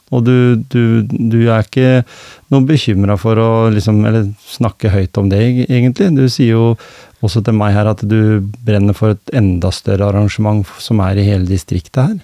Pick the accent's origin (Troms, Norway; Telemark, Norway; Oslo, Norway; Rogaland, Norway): Telemark, Norway; Gjemse; da jeg vokste opp her på Gjemse